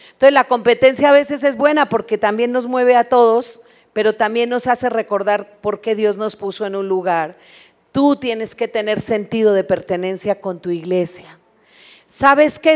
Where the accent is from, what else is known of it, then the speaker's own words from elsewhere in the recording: Colombia; moved away as an adult; now in Mexico; Cuando nosotros nos vinimos de Colombia, tierra que amamos porque allá nacimos